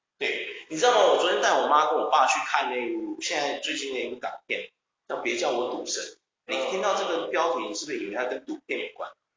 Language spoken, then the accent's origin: Chinese; Taiwan; 就是说哦，我们台湾人太爽，太爽，真的太爽。